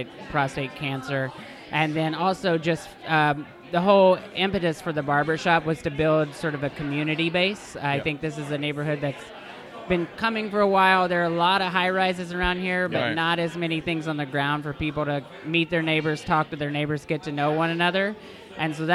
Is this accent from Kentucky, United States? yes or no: yes; Kentucky, United States; moved away as an adult; now in Queens, New York, United States; I'm from Kentucky